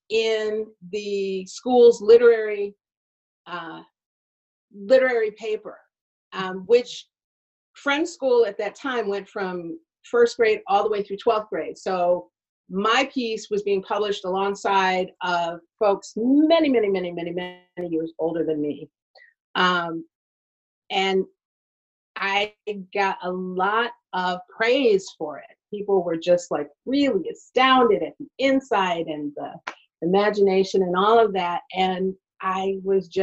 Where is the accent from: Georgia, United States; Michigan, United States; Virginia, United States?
Michigan, United States; Detroit; I was at Friends School in Detroit. It was a Quaker school that used to be down at by Lafayette and St. Aubin. And I was attending there